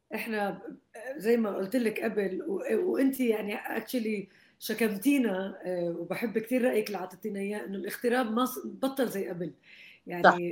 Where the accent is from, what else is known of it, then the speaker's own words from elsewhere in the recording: Jordan; now in Lebanon; لنا كلنا كاردنيين برا الاردن